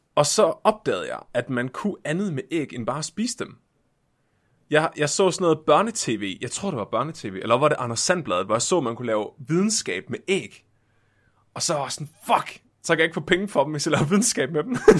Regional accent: Tåsinge, Southern Denmark, Denmark; min barndom på Tåsinge.

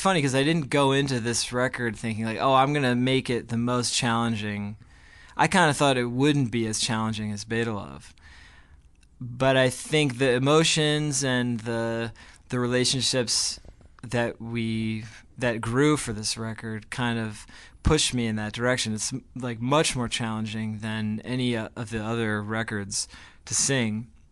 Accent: Glen Ridge, New Jersey, United States; now in New York, United States; Ezra and I grew up together in New Jersey

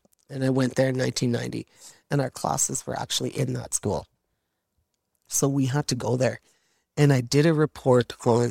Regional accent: Fort St. John, British Columbia, Canada; It was, you know what, growing up in Fort St. John that way, you know, I just give so much credit to my mom and dad for their hard work to give us that kind of life.

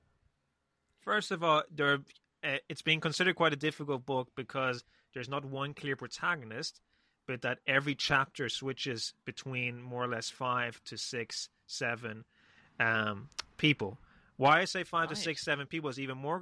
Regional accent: Spain; I grew up in Spain

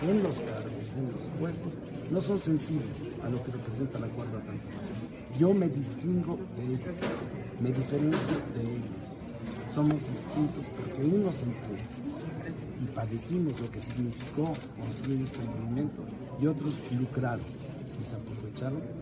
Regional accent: Mexico; como buen mexicano

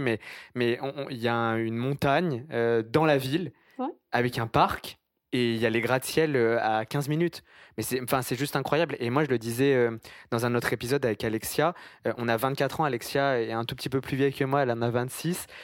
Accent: France; now in Montreal, Canada; je viens de France

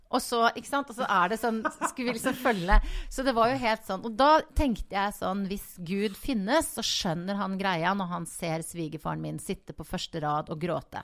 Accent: Voss, Vestland, Norway; moved away as an adult; also born or lived in Oslo; now in Bergen, Norway; jeg vokste opp på Voss

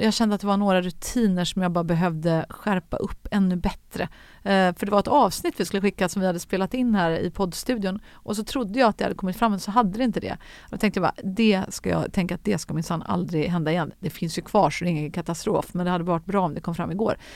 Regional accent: Gothenburg, Västra Götaland, Sweden; moved away; Jag växte upp bland de där höghusen runt Frölunda torg.

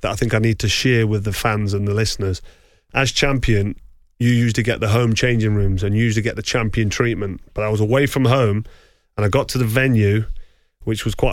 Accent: England, United Kingdom; we're English and American

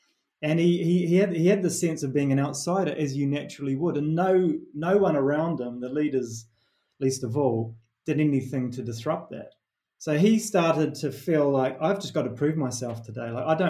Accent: New Zealand; accent: Kiwi; moved away; my Kiwi accent

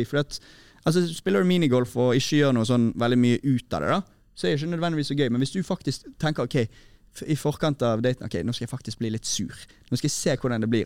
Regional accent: Bergen, Vestland, Norway; i Sandviken, der jeg kommer fra

